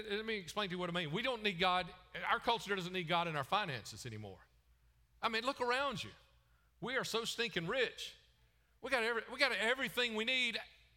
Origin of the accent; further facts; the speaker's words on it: the Bible Belt, United States; also born or lived in Chicago / Wisconsin; I grew up in the Bible Belt